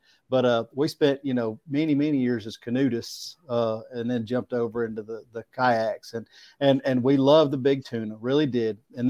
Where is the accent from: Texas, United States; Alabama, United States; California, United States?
Alabama, United States; Smiths Station; I'm telling you, I'm from Smith's, Alabama. We call it UCLA, the upper corner of lower Alabama.